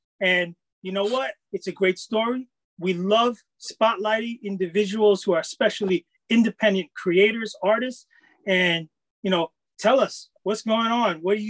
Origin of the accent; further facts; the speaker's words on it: United States; Being Filipino-American myself